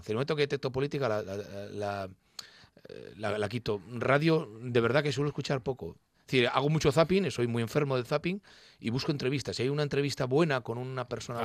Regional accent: León, Castile and León, Spain; now in Gijón, Spain; soy leonés gijonés. De parte de madre, eh, toda mi familia eh, asturiana, pero de parte de padre leonés. Entonces llevo, nací en León

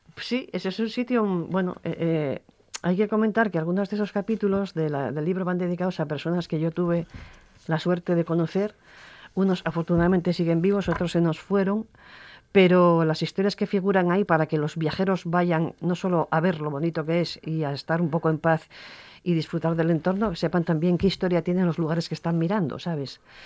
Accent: Asturias, Spain; mi tierra

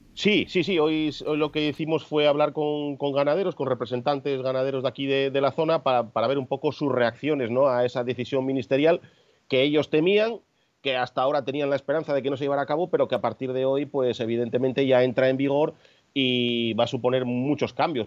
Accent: Cangas de Onís, Asturias, Spain; los que nos criamos aquí en Cangas Donís, porque tanto para ir a la escuela como para ir al instituto pasábamos a diario por delante de esa casa

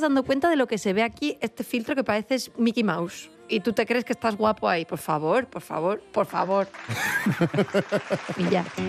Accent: Avilés, Asturias, Spain; todos los avilesinos

